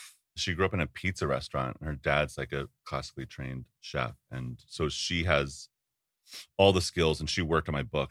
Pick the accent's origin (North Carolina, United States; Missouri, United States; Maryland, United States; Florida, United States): Maryland, United States; Baltimore; I was born in Baltimore, so I grew up with, like, crab